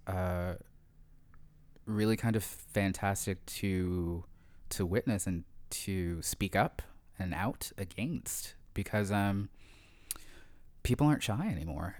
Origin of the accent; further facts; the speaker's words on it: Sharon Hill, Pennsylvania, United States; moved away as an adult; also born or lived in Philadelphia; now in Toronto, Canada; I grew up in a small town right outside of Philadelphia. I grew up in Sharon Hill, Pennsylvania.